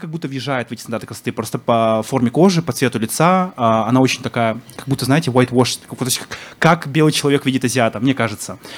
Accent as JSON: {"language": "Russian", "country": "Kazakhstan", "said": "Я говорю, я казах."}